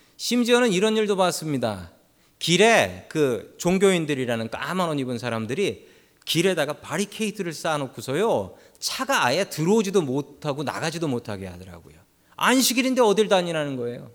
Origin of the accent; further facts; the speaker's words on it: Seoul, South Korea; moved away as an adult; now in San Francisco, United States; 저는 서울에서 태어났고 그리고 서울 바깥을 벗어난 적이 없으며 학교도 서울에서만 다녔고